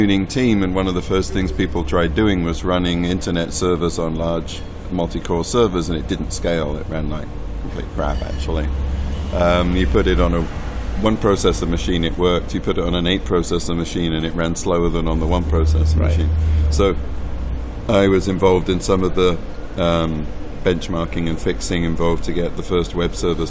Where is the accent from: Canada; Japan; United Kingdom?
United Kingdom; England; moved away as an adult; now in United States; I was working for Sun Microsystems in the UK in the late 80s, and in the early 90s.